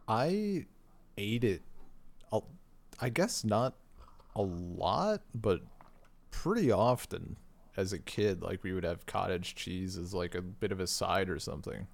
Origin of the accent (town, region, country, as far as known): United States; born or raised there